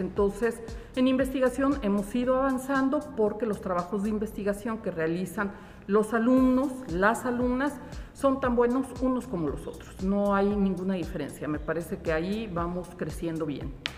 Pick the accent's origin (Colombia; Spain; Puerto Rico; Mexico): Mexico; Una de las grandes características que tenemos, yo creo que como mexicanos, como nacionalidad, tiene que ver con la creatividad